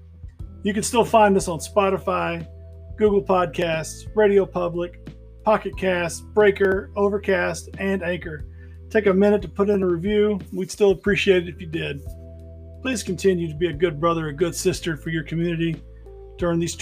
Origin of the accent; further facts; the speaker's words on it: Memphis, Tennessee, United States; I grew up in the South. I am Memphis born and Memphis raised.